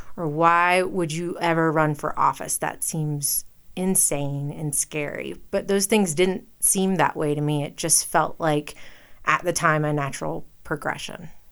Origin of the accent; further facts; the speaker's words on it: Western North Carolina, United States; moved away as an adult; also born or lived in the South; now in Jackson, Wyoming, United States; I was born in Western North Carolina